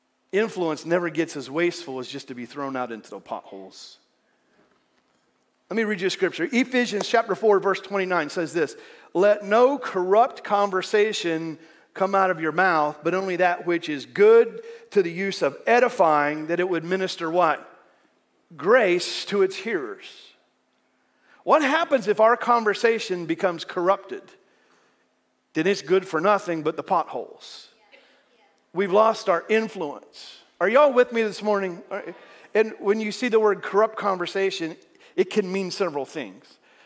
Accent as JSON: {"language": "English", "country": "United States", "accent": "southern"}